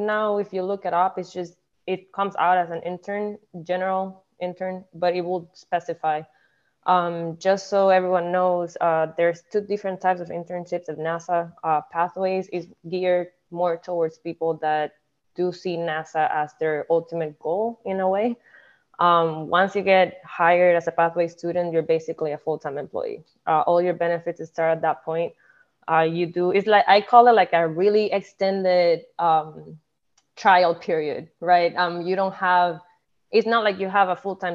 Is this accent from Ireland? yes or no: no; Puerto Rico; moved away; I am originally from Puerto Rico. I was born and raised.